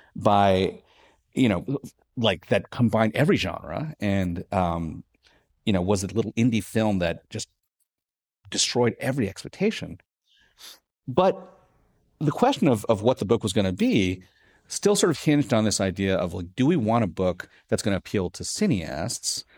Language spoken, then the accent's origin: English; New York City, New York, United States; I grew up in Staten Island, New York